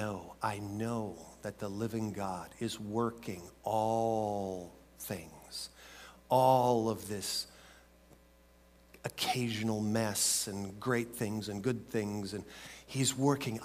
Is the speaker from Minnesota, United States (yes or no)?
yes; Minnesota, United States; I grew up in Minnesota